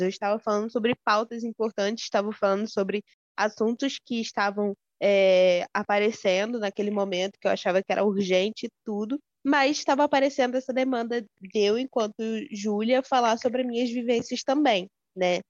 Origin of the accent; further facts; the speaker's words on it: Rio de Janeiro, Brazil; eu sou daqui do centro do Rio de Janeiro